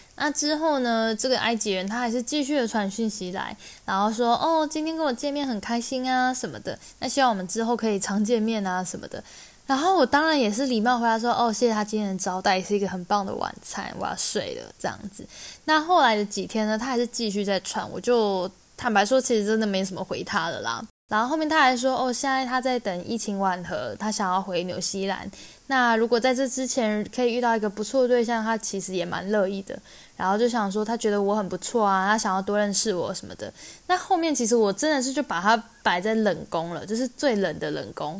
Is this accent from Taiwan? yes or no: yes; Taiwan; now in Ireland; 我来自台湾